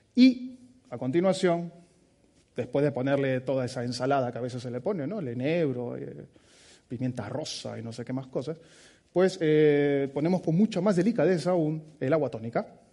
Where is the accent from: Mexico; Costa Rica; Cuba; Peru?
Peru; moved away as an adult; now in Basque Country, Spain; Soy peruano de nacimiento